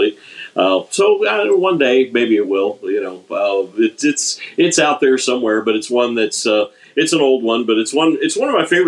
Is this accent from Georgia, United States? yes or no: no; Maryland, United States; moved away; I'm originally from Maryland